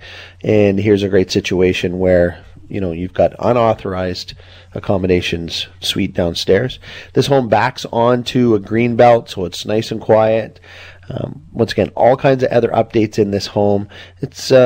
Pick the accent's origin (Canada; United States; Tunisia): Canada; Burnaby, British Columbia; also born or lived in Anmore; I grew up in Burnaby